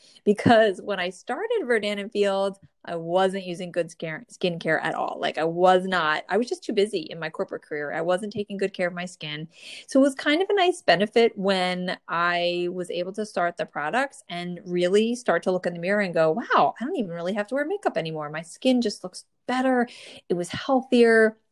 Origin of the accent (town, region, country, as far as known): New Jersey, United States; born or raised there